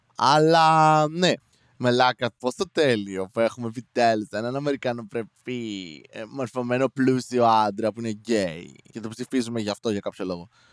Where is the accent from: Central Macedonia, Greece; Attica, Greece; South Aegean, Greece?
Central Macedonia, Greece; Serres; είμαι από Σέρε